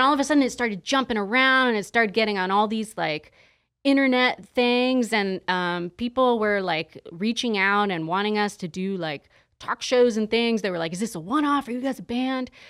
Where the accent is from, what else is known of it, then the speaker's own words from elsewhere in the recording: San Diego, California, United States; moved away as an adult; also born or lived in Los Angeles; now in Las Vegas, United States; I'm actually from San Diego originally